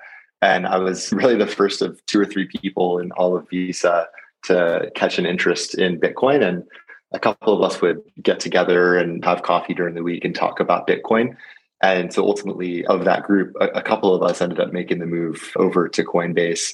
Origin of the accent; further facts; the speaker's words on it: Southern California, United States; I grew up in Southern California and then ultimately, as you pointed out, went to UCLA